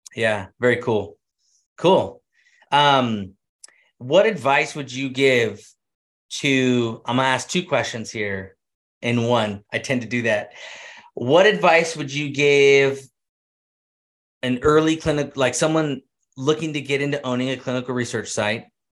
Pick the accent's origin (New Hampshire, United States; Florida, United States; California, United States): California, United States; Central; now in Utah, United States; I grew up in Central California